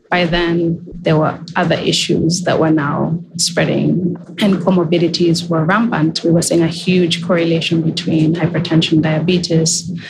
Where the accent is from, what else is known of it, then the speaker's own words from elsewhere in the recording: Kenya; moved away as an adult; now in United States; as a young girl, I grew up in Kenya